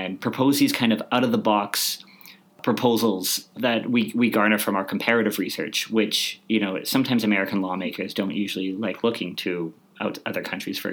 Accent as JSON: {"language": "English", "country": "Canada", "said": "I'm Canadian. This is what we do. We're optimistic. As a people, we are optimistic."}